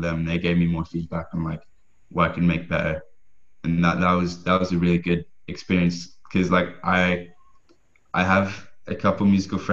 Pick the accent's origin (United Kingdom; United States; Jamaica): United Kingdom; Scotland; I'm from Scotland, and I make music